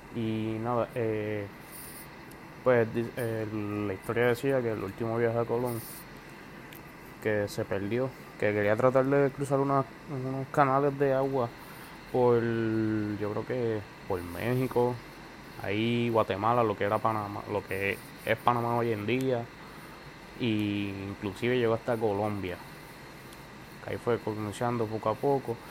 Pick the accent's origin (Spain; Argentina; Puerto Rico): Puerto Rico; soy residente actual de Puerto Rico